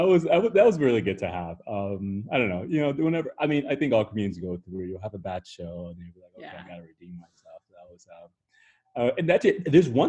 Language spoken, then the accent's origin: English; Midwest, United States; also born or lived in Nigeria; Like I was born in Nigeria, so I'm Nigerian ethnically, and like, you know, culturally my parents like raised me with that, but I grew up in like the US and the Midwest, right? Therefore, like, you know, I'm American in many ways